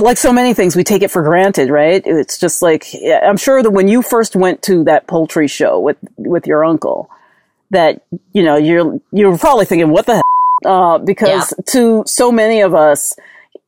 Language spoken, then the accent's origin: English; New York, United States; I am from New York and I would go to Chinatown for a lot of my shopping.